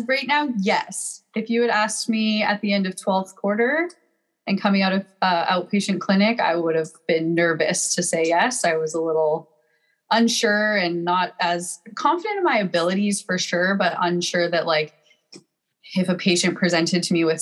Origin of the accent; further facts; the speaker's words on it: Calgary, Alberta, Canada; moved away as an adult; now in San Diego, United States; I'm from Calgary, Alberta, Canada, and I'm currently living in San Diego, California